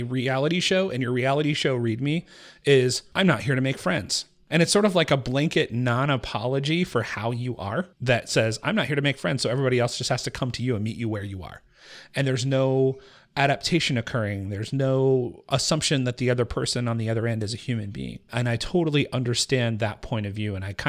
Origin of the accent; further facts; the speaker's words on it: Appalachia, United States; born there; Well, I was born in the Appalachian Hills